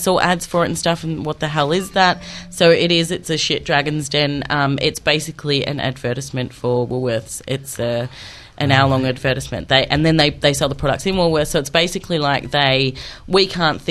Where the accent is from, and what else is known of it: Australia